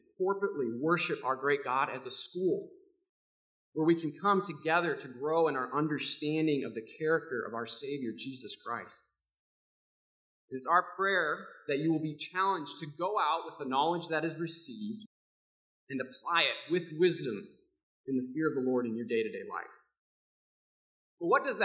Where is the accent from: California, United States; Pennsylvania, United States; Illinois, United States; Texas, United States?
Illinois, United States; Rockford; Growing up in Rockford, I was the son of a pastor